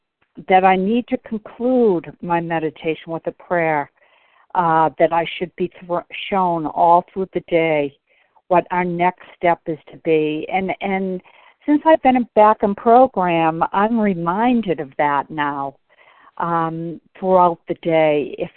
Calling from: Bedford, Massachusetts, United States; I'm calling from Bedford, Mass.

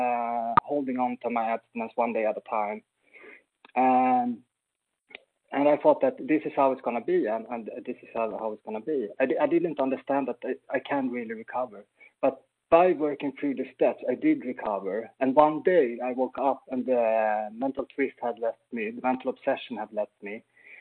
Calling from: Sweden; like …, and I'm a recovered compulsive overeater. I'm calling in from Sweden. A very cold Sweden today, unfortunately.

